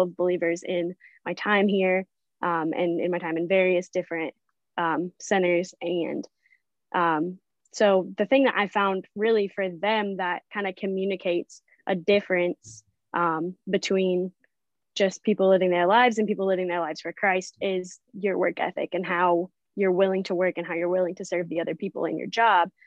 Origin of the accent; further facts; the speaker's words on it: Branson, Missouri, United States; now in Port Aransas, United States; I am originally from Branson, Missouri